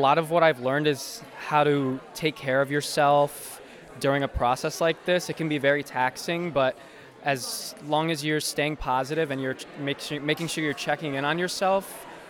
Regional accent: Mundelein, Illinois, United States; I'm from Mundelein, Illinois.

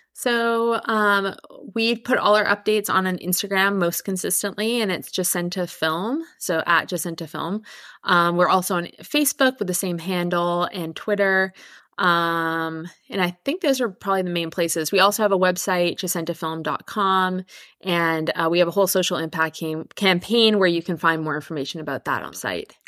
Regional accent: Victoria, British Columbia, Canada; I'm from Canada. I grew up on Victor- in Victoria on Vancouver Island

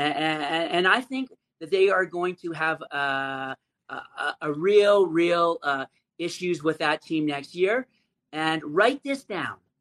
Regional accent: Calgary, Alberta, Canada; I'm from Calgary, Canada

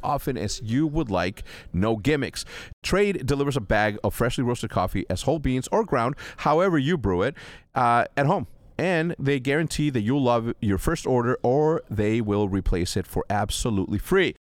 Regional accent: Mexico; I'm from Mexico

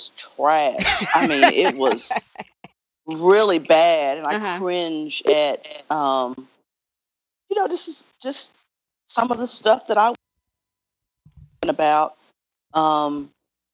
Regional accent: Memphis, Tennessee, United States; I grew up here in Memphis, went to high school here.

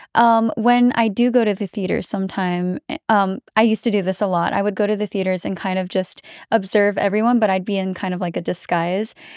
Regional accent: Philippines; now in United States; I am American and I grew up in America, I've spent more time in the Philippines

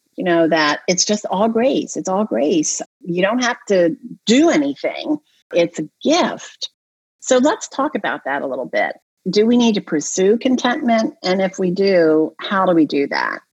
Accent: Delaware, United States; I grew up in Delaware

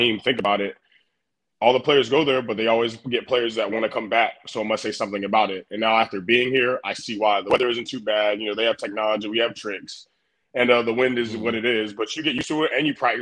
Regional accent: Garner, North Carolina, United States; moved away as an adult; now in Buffalo, United States; I'm from Garner, North Carolina.

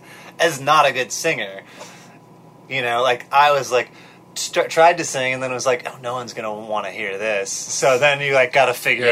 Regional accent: Wisconsin, United States; moved away as an adult; also born or lived in Milwaukee, Wisconsin; now in Durham, United States; I'm from Wisconsin.

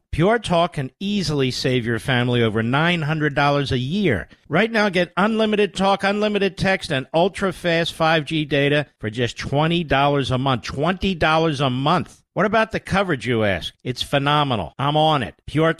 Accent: Philadelphia, Pennsylvania, United States; By the way, I can identify. I grew up in Philadelphia.

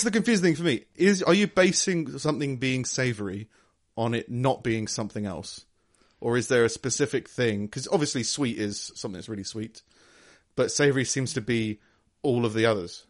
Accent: London, United Kingdom; I grew up in London

